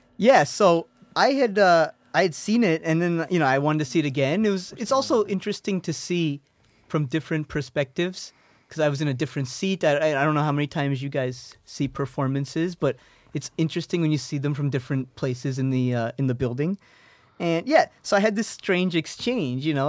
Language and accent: English; East Coast, United States; moved away as an adult; now in Chicago, United States; I'm from the East Coast.